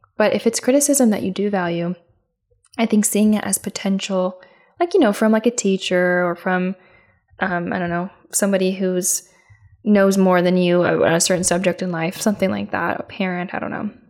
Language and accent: English; Midwest, United States; my hometown. I'm from the Midwest